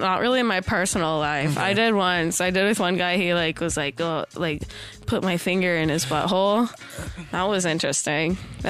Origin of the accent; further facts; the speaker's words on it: Montana, United States; now in Los Angeles, United States; I'm from Montana